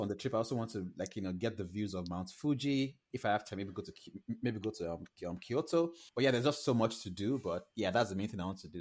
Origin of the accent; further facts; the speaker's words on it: Lagos, Nigeria; moved away as an adult; now in Toronto, Canada; I moved from Nigeria in 2019, and as you, like you know, I'm Nigerian